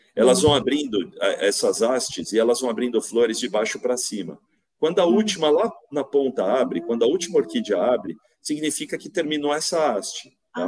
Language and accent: Portuguese; São Paulo, Brazil; moved away as an adult; also born or lived in Piracicaba; now in Vinhedo, Brazil; voltei para São Paulo, que é da onde eu sou, né? Eu sou paulistano, né? Hoje eu moro em Vinhedo, interior de São Paulo